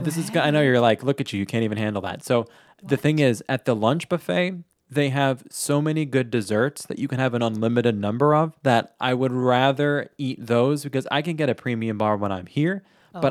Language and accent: English; Long Island, New York, United States; now in Florida, United States; I grew up on Long Island, surrounded by ocean.